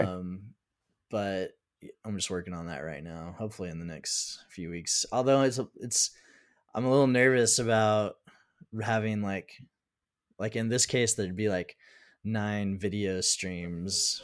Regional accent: United States; I'm from the United States

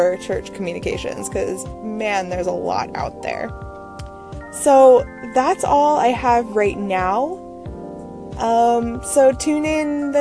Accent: Maryland, United States; also born or lived in Pittsburgh, Pennsylvania; now in Connecticut, United States; I'm originally from Maryland

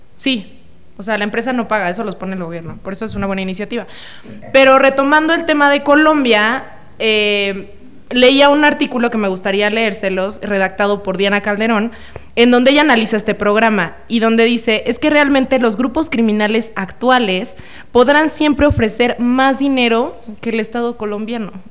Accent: Cuernavaca, Morelos, Mexico; yo soy de Cuernavaca. Entonces, yo estudié en la Universidad Autónoma del Estado de Morelos

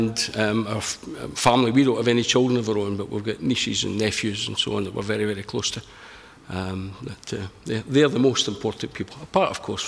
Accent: Glasgow, Scotland, United Kingdom; I'm from Glasgow. I'm from the West End of Glasgow. The inner West End, not the posh West End.

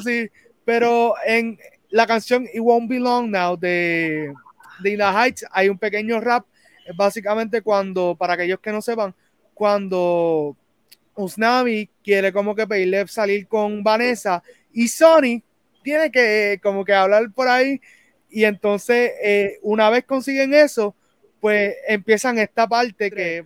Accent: Puerto Rico; uno como puertorriqueño

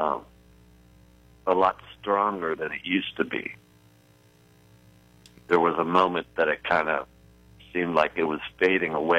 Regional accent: Pittsburgh, Pennsylvania, United States; moved away as an adult; also born or lived in New Orleans, Louisiana; Yeah, I grew up in Pittsburgh, Pennsylvania. And but for the past 20-some years, I've been living in New Orleans and playing music there. And now I'm back home.

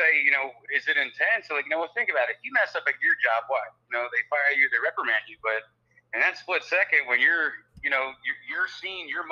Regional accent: New Jersey, United States; moved away as an adult; also born or lived in Fort Lauderdale, Florida; now in Orlando, United States; growing up in South Jersey

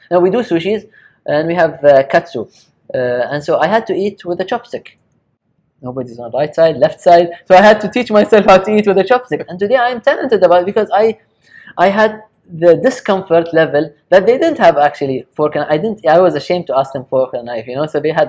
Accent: Japan; even though I was raised in Japan, we never eat with ate with a chopstick.

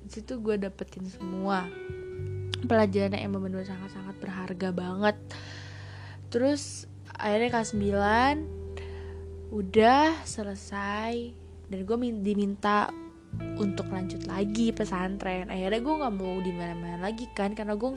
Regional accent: Jakarta, Indonesia; gue dari Jakarta terus kan gue ke daerah beda kan kayak semua pemikiran apa itu beda sama gue yang emang orang mikir gue tuh kalau ngomong nyolot lah apalah inilah tapi gue tuh sebenernya ya emang Jakarta ya gini gitu loh

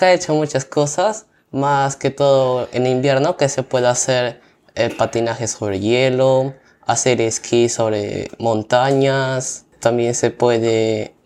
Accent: Pucallpa, Ucayali, Peru; yo vengo de la ciudad de Pucallpa, que está ubicada en la selva del Perú

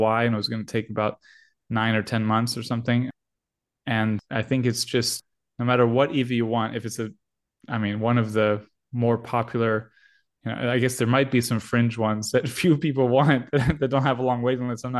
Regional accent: United States; we're American

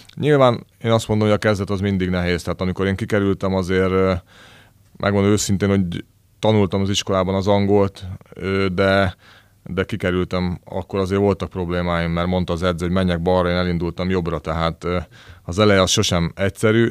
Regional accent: Slovakia; nekem felvidéki srácként egy ö, álmom volt az, hogy ö, Szlovákiában születtem, de, de magyar családban és magyar emberként

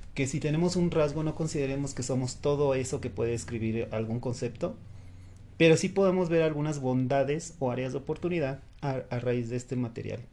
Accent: Mexico; aquí en México

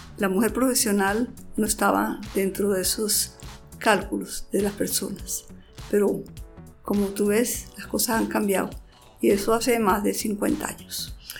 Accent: Santander, Colombia; yo vengo de Santander

